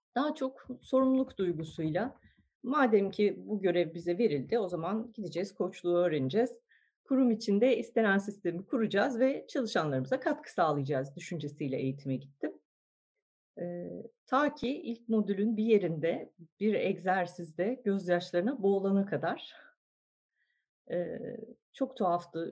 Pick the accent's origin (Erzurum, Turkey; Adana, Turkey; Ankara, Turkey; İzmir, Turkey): Ankara, Turkey; moved away as an adult; now in Istanbul, Turkey; Ben Ankara doğumluyum. Lisans mezuniyetimin ardından İstanbul'a